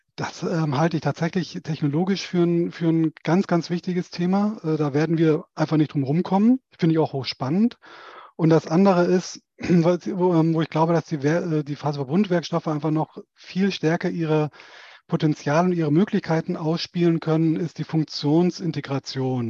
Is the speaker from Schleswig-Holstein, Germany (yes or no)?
yes; a village near Schleswig, northern Schleswig-Holstein, Germany; moved away as an adult; now in Stuttgart, Germany; im Norden von Schleswig-Holstein, Ostseeseite, in der Nähe der Stadt Schleswig. Äh, die werden die wenigsten kennen, aber die, die sich da oben auskennen, da bin ich im Prinzip auf dem Land, in einem keine Ahnung, 30 Seelendorf aufgewachsen